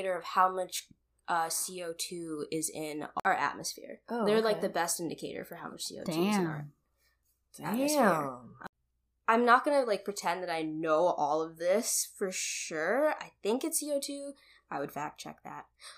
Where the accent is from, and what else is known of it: United States; born or raised there; also born or lived in Kenya